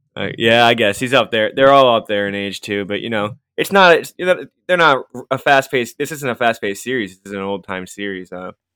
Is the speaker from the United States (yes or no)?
yes; New York, United States; I'm from New York